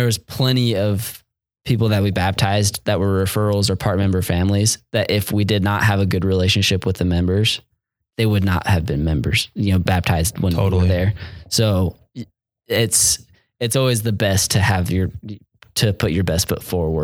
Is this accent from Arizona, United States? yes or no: yes; Mesa, Arizona, United States; living in Mesa, growing up in Mesa, basically mini Utah